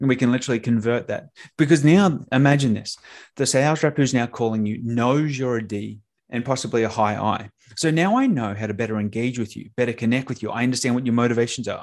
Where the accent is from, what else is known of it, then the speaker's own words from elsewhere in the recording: Australia; now in Tampa, United States; I'm an Australian that now lives in, uh, t, uh, Tampa, Florida.